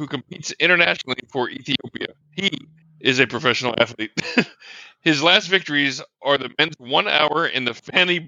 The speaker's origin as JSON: {"language": "English", "country": "United States", "said": "I'm an American."}